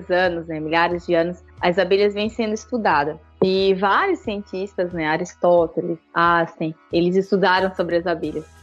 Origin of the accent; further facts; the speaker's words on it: Pará, Brazil; now in Santa Catarina, Brazil; então, eu saí do Pará num lugar maravilhoso, e vir conhecer outro lugar maravilhoso que é o sul do Brasil. Então, eu estou morando em Santa Catarina